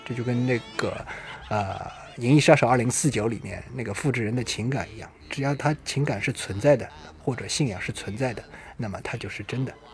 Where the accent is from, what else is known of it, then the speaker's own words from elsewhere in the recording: China; 尤其是我们中国人啊